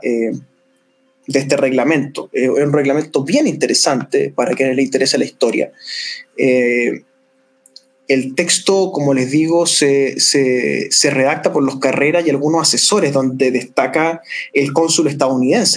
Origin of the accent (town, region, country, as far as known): Chile